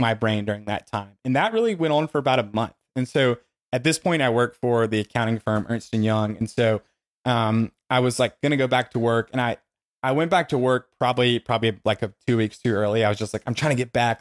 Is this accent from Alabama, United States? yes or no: yes; Dothan, Alabama, United States; the people in Dothan who, where I grew up in Alabama